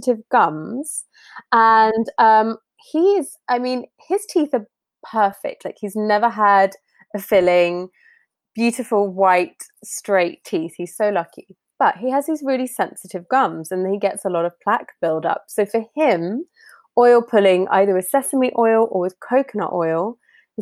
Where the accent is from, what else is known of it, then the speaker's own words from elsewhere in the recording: United Kingdom; I'm British